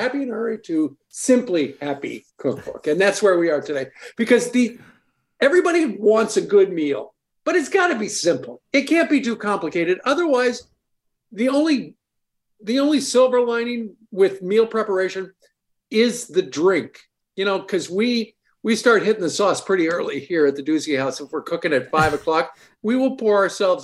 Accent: Abilene, Kansas, United States; I'm from Abilene, Kansas, which was the boyhood home of Dwight Eisenhower

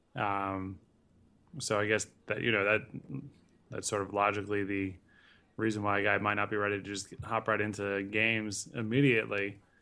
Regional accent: Connecticut, United States; Growing up in Connecticut, I went to a lot of games up there

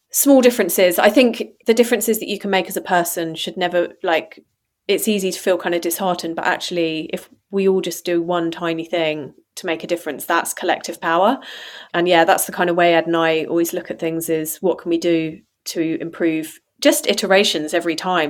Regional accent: United Kingdom; also born or lived in Amsterdam, Netherlands / Farnham; now in Devon, United Kingdom; being British

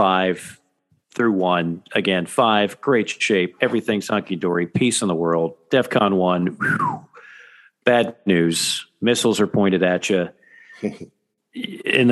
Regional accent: South Florida, United States; moved away; I'm from South Florida originally.

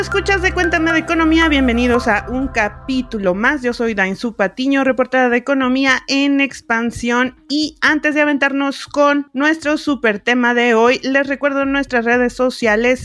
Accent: Mexico

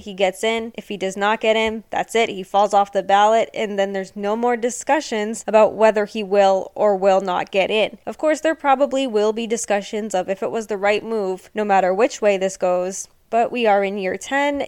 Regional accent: Boston, Massachusetts, United States; born and raised in the Boston area

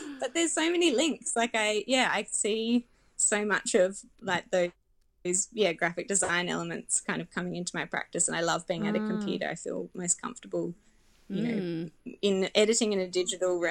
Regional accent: Adelaide, South Australia, Australia; I'm from Adelaide, and it's, you know, it's where I've grown up

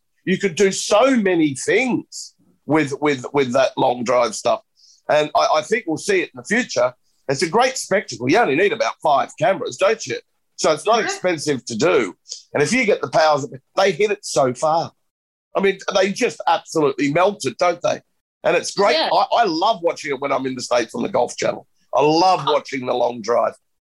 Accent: Australia; now in Europe; I'm Australian, yeah, but you know, I cheer for Europe. This was my home tour. This is where my kids live. This is where I live most of the time now.

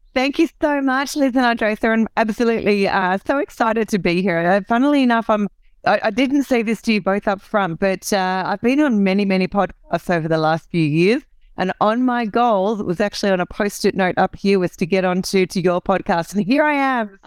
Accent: Australia; accent: Aussie; I'm an Aussie, so this is the the Aussie accent

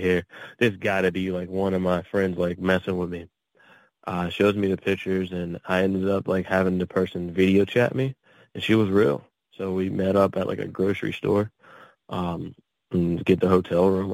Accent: Pittsburgh, Pennsylvania, United States; also born or lived in Texas / California / Atlanta; I grew up in the um, the Pittsburgh area, so in Pennsylvania

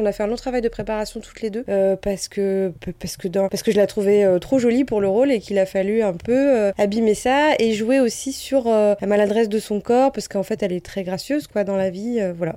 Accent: Normandy, France; là d'où on vient, parce qu'on vient de Normandie

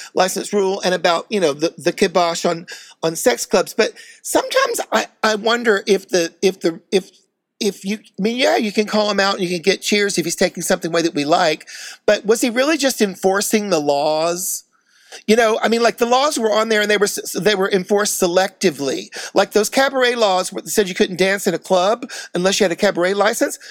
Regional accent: New York City, New York, United States; I'm a New Yorker

